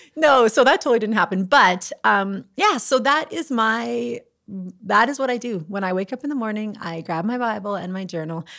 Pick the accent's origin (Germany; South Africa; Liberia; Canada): Canada; the Prairies; I am a prairie girl at heart